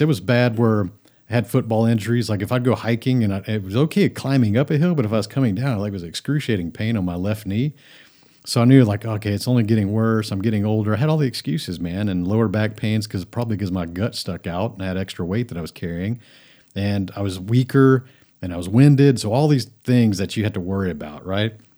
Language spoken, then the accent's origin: English; Friendswood, Texas, United States; also born or lived in Japan; I grew up lower middle class in a suburb, Houston, of, of Houston, is Friendswood, Texas.